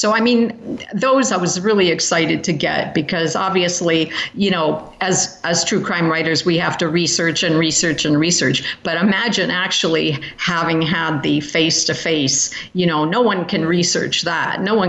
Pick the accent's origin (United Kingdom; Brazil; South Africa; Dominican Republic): United Kingdom; now in United States; I'm also British and have lived in Britain for a number of years